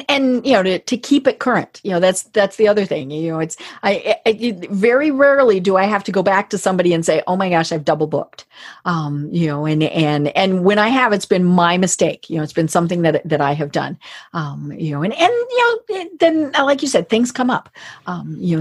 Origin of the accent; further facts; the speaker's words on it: Colorado, United States; I'm from Colorado